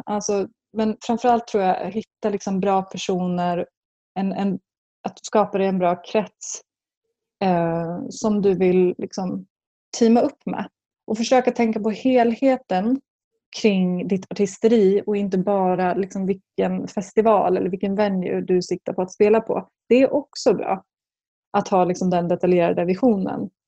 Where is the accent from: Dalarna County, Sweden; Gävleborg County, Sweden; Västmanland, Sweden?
Västmanland, Sweden; Skinnskatteberg; en by som heter Skinnskatteberg i Bergslagen